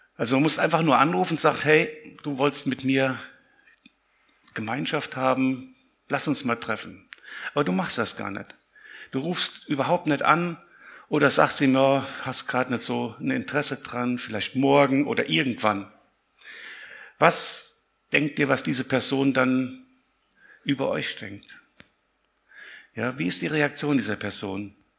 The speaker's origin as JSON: {"language": "German", "town": "Siegen", "region": "North Rhine-Westphalia", "country": "Germany", "said": "Ich komme aus Siegen"}